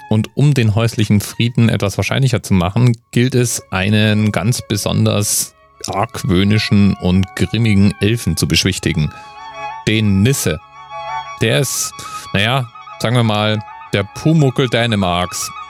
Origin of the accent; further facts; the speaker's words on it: Bavaria, Germany; Ich komme ja aus Bayern. Da kennt man den Krampus tatsächlich.